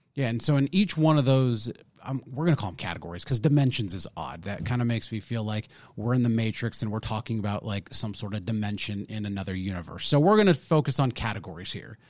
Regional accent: California, United States; also born or lived in Arizona; now in Texas, United States; I'm born and raised in California, and then I, so, and then I moved to Arizona

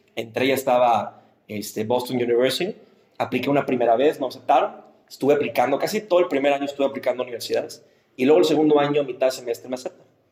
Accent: Monterrey, Nuevo León, Mexico; como regios nos hablan mucho de nuestra identidad

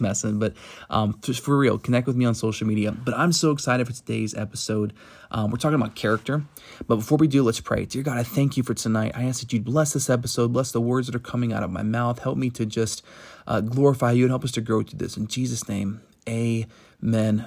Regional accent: Virginia, United States; moved away; also born or lived in Tennessee; I'm from the South, uh, originally from Virginia, born in Tennessee

